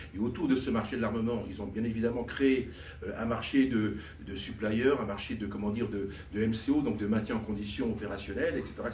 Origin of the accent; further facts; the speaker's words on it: France; nous Français